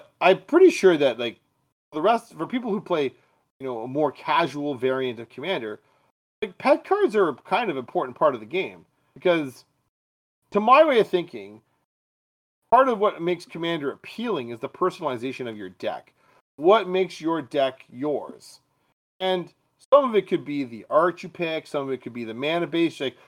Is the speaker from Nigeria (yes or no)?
no; Canada